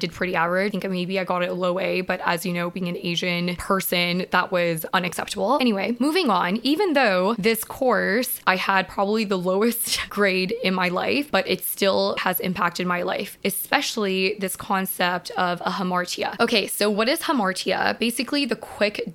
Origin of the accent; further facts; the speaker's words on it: Vancouver, British Columbia, Canada; I am from Vancouver.